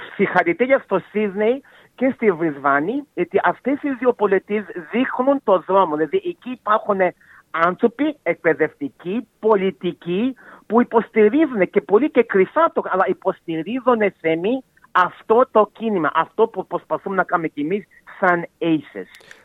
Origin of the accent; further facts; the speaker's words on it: Melbourne, Victoria, Australia; εγώ γεννήθηκα στη Μελβονή ε, οι γονεί μου κατάγονται από τη Μακεδονία, από την Σλόινα και από τη Θεσσαλονίκη. Αλλά εγώ είμαι γεννημένο εδώ στην Αυταλία.